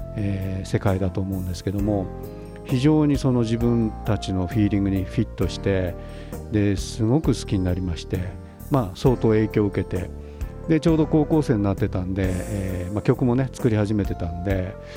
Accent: Tokyo, Japan; 昭和の東京で育った子どもの目線

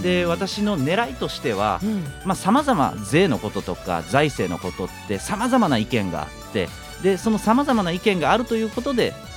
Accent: Osaka, Japan; moved away as an adult; also born or lived in Tokyo / Australia / Germany; now in Yonago, Japan; 大阪生まれ大阪育ちです

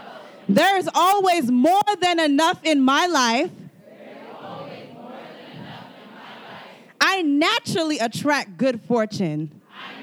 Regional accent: Miami, Florida, United States; I was born and raised in Miami

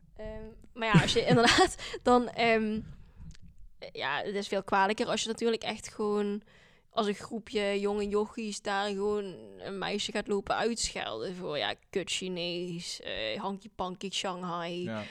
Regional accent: Landgraaf, Limburg, Netherlands; accent: Limburgish dialect; first language Dutch; also born or lived in South Korea / Scotland; now in Maastricht, Netherlands; ik ben geboren in Zuid-Korea en ehm, opgegroeid in Landgraaf in Limburg

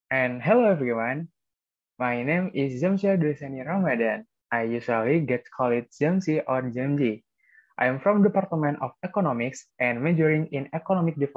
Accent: Probolinggo, East Java, Indonesia; daerahnya itu dari kota Probolinggo. Nah, alasan aku memilih Universitas Wijaya ini karena dekat dari kota asalku.

